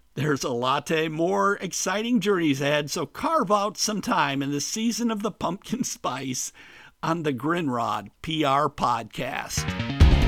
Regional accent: Midwest, United States; moved away as an adult; also born or lived in Caribbean / South Florida; I grew up in the Midwest

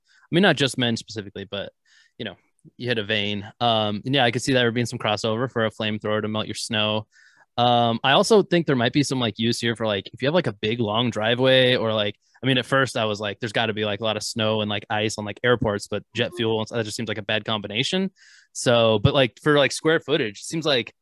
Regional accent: North Idaho, United States; moved away; I'm not quite from Canada, but North Idaho originally

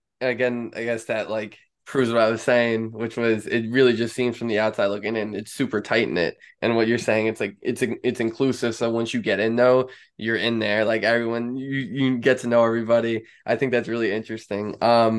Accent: New York, United States; I'm from New York

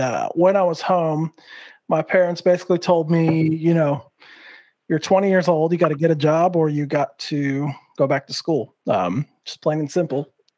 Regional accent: Santa Fe, New Mexico, United States; also born or lived in Las Cruces, New Mexico; Originally from New Mexico, Santa Fe, New Mexico, born and raised.

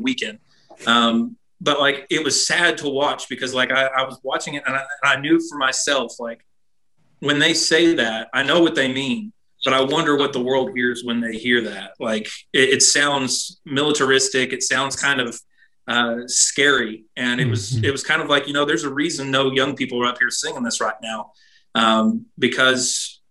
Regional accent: United States; I'm proud to be an American

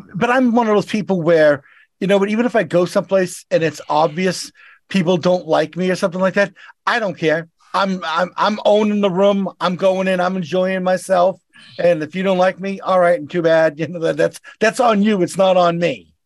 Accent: Boston, Massachusetts, United States; accent: Boston; I'm, I'm from Boston.

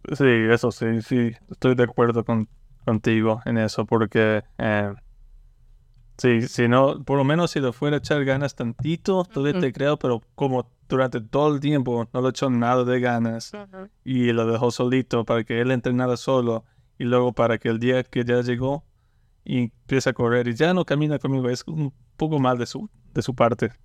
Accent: Lake Charles, Louisiana, United States; toda mi vida he vivido como en Lake Charles y me gusta. Me, gusta en Luisiana

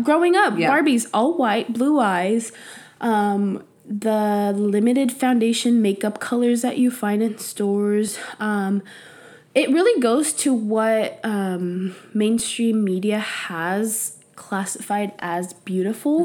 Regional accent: San Jose, California, United States; first language Spanish; English is a second language; I grew up in East Side San Jose, which is predominantly Latinos

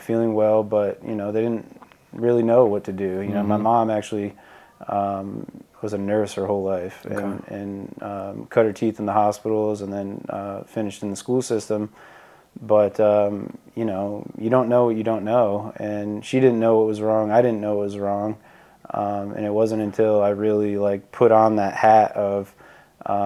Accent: Rhode Island, United States; I grew up in Rhode Island

